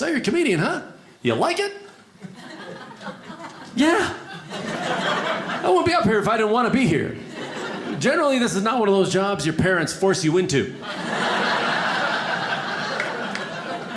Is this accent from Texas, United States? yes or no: no; Chicago, Illinois, United States; also born or lived in California; now in Los Angeles, United States; I'm originally from the Midwest, Chicago.